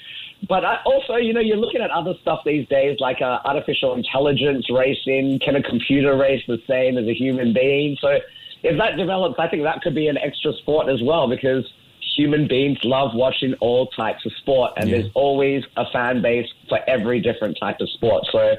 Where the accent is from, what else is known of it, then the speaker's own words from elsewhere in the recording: Singapore; But the good thing about being Singaporean is Singapore very often do the thing that makes sense